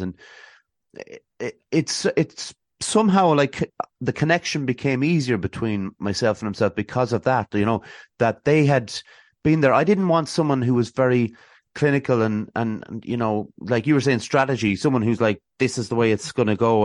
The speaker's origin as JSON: {"language": "English", "town": "Athlone", "region": "Leinster", "country": "Ireland", "also_born_or_lived": "Swords, Dublin / Westmeath", "accent": "Dublin twang", "said": "I'm actually from Athlone, but I, I went to, uh, a, a school up in Swords, uh, in, in Dublin, so, uh, there might be a slight bit of a, a twang"}